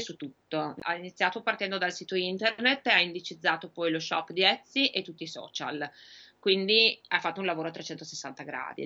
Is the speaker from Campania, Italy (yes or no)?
no; Emilia-Romagna, Italy; also born or lived in Sardinia; io sono emiliana